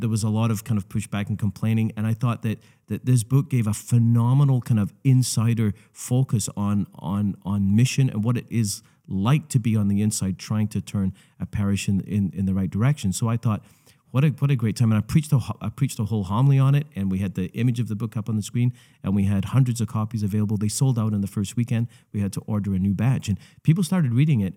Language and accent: English; Scotland, United Kingdom; moved away; my home country